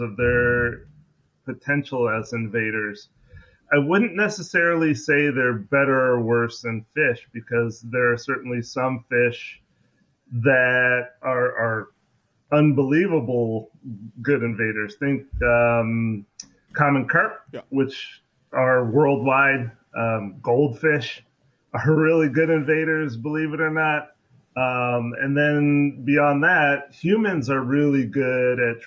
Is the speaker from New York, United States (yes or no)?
no; Seattle, Washington, United States; moved away; also born or lived in Louisiana; I grew up in Seattle